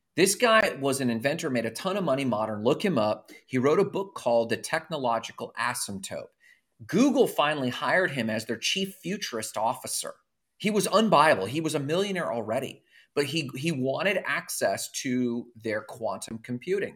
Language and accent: English; Orlando, Florida, United States; I grew up I was in Orlando in the boy band era